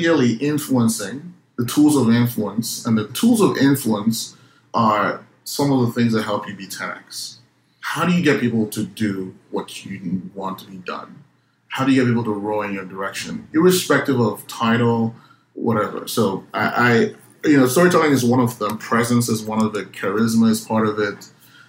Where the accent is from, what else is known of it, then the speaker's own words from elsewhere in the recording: Nigeria; moved away; Growing up in Nigeria